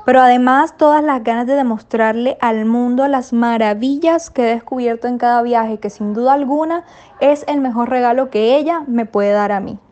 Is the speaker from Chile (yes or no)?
no; La Guajira, Colombia; Guajira, comunicadora social y periodista cultural